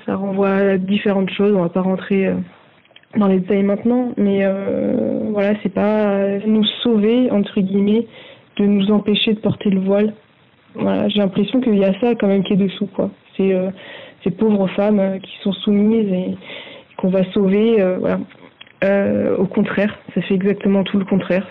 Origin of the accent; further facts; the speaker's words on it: France; moi je suis française je suis très bien en France